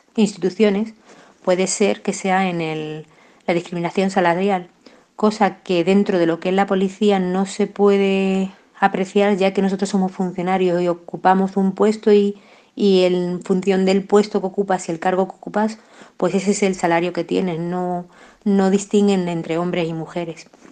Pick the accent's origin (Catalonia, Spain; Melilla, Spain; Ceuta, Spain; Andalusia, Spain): Melilla, Spain; moved away as an adult; now in Granada, Spain; soy natural de Melilla, aunque guardo un vínculo muy especial con esta ciudad de Granada eh, desde que me vine aquí a estudiar con 18 años